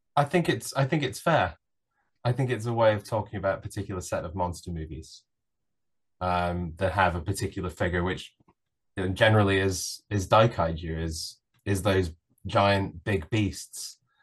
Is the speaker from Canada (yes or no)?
no; United Kingdom